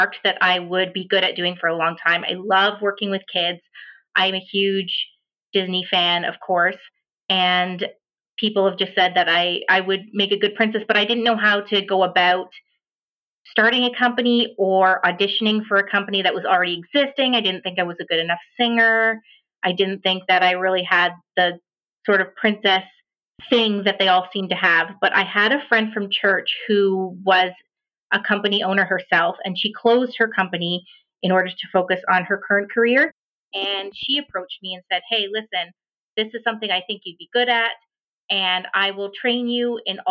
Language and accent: English; Ontario, Canada; first language American Sign Language; English is a second language; I am an ASL English interpreter from Ontario, Canada